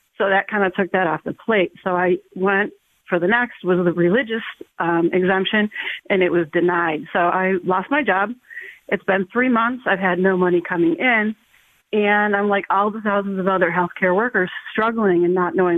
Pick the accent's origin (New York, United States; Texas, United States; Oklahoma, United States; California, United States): New York, United States; Western; now in Massachusetts, United States; I'm from Western New York